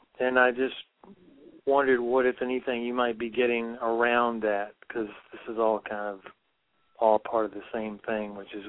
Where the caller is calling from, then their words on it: Virginia, United States; moved away as an adult; I'm calling you from Ashland, Oregon. I've been here since June. I left Virginia in November of last year on my motorcycle